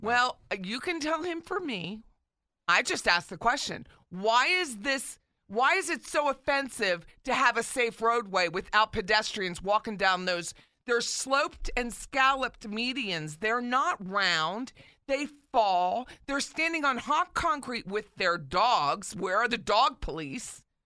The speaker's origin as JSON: {"language": "English", "town": "Philadelphia", "region": "Pennsylvania", "country": "United States", "tie": "born or raised there", "moved": "yes", "lives_now": "Tallahassee, United States", "said": "my home state of Philly."}